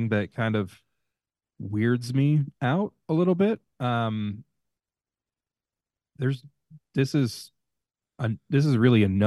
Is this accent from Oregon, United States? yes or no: no; Long Island, New York, United States; I'm from Long Island.